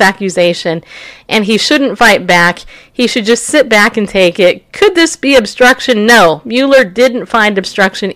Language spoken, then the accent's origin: English; New York, United States; I'm from New York. Just so you know, I was born there